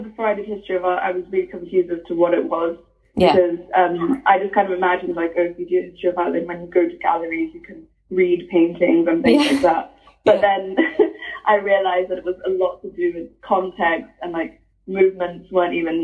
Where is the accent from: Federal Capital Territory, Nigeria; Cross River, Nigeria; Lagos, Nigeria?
Lagos, Nigeria; now in Cambridge, United Kingdom; growing up in Lagos